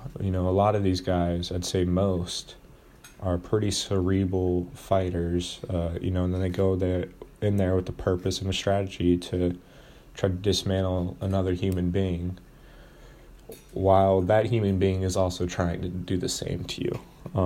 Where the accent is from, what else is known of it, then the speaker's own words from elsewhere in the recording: United States; Even though I'm basically just a normal-ass white American, it's cool to know where your lineage comes from.